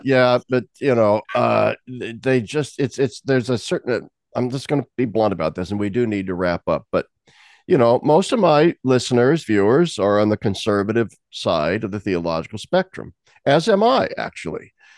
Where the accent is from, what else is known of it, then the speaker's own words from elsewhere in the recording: Nebraska, United States; now in Pennsylvania, United States; I'm from Nebraska. I, I've lived in Pennsylvania for 30 years